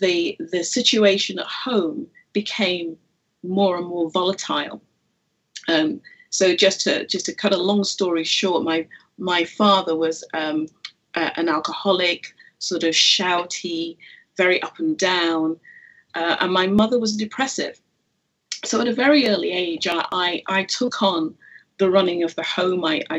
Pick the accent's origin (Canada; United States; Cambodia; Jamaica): Jamaica; born there; I am Jamaican by birth, as were my parents.